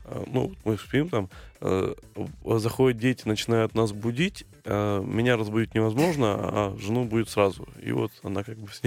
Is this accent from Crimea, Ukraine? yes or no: yes; Crimea, Ukraine; в Крыму, откуда я родом, было, было мало перспектив, ну, не было сильных тренеров